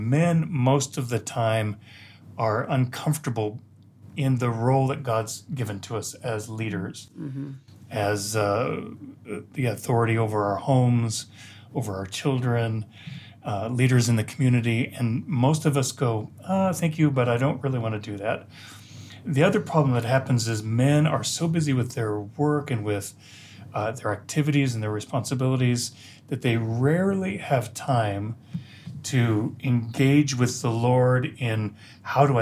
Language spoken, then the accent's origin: English; United States; moved away as an adult; also born or lived in Colorado; now in Jerusalem, Israel; I'm actually American